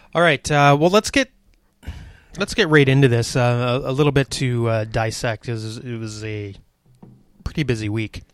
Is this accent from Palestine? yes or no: no; Canada